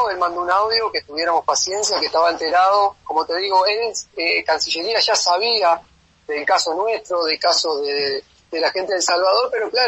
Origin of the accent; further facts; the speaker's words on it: Uruguay; como uruguayo, si yo tengo la posibilidad de volverme a Uruguay